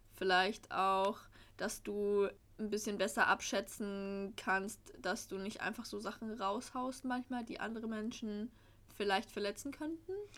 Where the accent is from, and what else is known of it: Frankfurt area, Hesse, Germany; born or raised there; also born or lived in Swabia